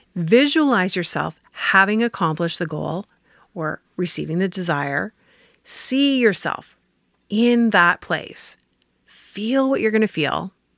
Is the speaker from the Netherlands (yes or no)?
no; Canada; I'm Canadian